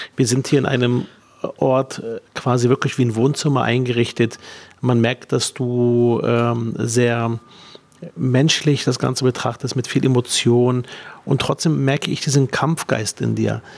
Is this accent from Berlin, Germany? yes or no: yes; Berlin, Germany; Ich bin Berliner Sozialdemokrat, 41 Jahre alt, verheiratet und Papa von zwei Kindern. Seit meinem fünften Lebensjahr lebe ich in Berlin